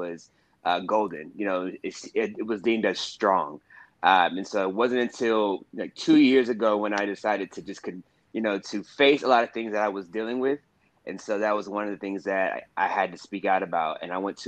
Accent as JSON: {"language": "English", "town": "Houston", "region": "Texas", "country": "United States", "moved": "yes", "lives_now": "New York City, United States", "said": "I am from Houston, Texas"}